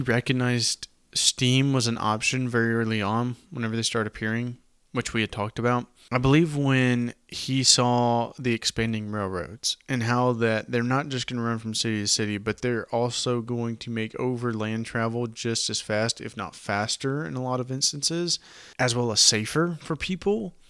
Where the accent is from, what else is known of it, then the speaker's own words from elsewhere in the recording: the South, United States; accent: southern; My southern accent